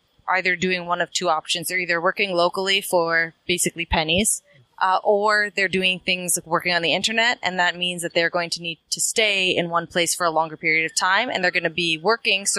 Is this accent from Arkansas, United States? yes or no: no; Boston, Massachusetts, United States; moved away as an adult; now in San Diego, United States; originally, I am from Boston, but I moved to San Diego 15 years ago